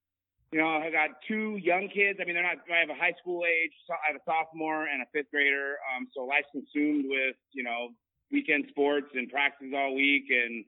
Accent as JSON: {"language": "English", "area": "Bay Area", "region": "Northern California", "country": "United States", "tie": "born or raised there", "moved": "as an adult", "lives_now": "Southern California, United States", "said": "I'm originally from NorCal. I grew up in the Bay Area, moved down here in 2000 to Southern California, and played football at a Division III school down here."}